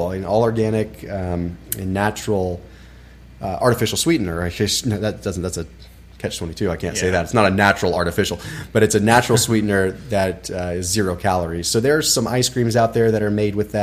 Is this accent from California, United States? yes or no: yes; Sonoma, Napa area, California, United States; I grew up in Sonoma, Napa, Sonoma, Napa area, which is the wine capital